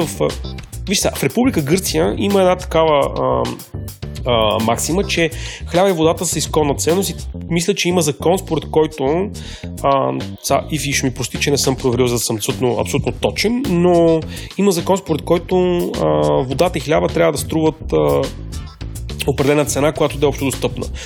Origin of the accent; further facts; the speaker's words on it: Bulgaria; за нас като българи